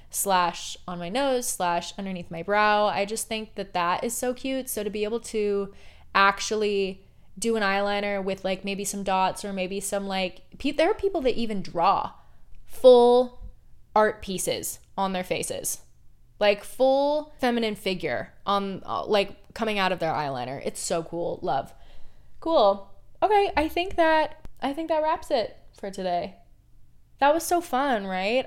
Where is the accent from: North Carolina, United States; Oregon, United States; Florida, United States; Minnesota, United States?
Oregon, United States; Portland; I grew up in Portland, Oregon